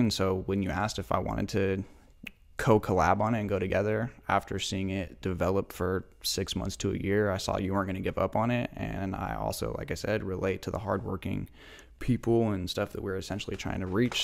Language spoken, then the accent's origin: English; Spokane, Washington, United States; also born or lived in Moscow, Idaho / Lewiston / Pullman / Medical Lake; eventually we ended up in Spokane around, like, the second and third grade